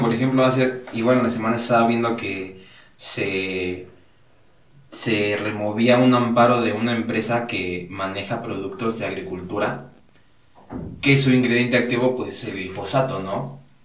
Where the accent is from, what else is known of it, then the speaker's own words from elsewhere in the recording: Hidalgo, Mexico; Allá, igual de donde yo soy, allá eh, me dedico a la agricultura